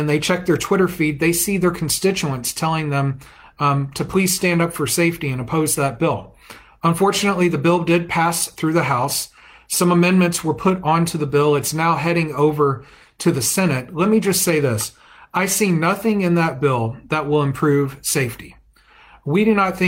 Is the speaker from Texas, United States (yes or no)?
yes; Fort Worth, Texas, United States; my hometown of Fort Worth